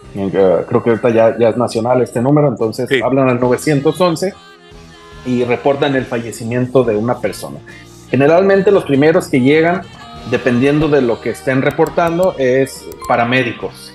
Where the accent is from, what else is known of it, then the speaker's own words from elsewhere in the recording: Morelia, Michoacán, Mexico; moved away as an adult; now in Baja California, Mexico; Soy originario de Morelia, Michoacán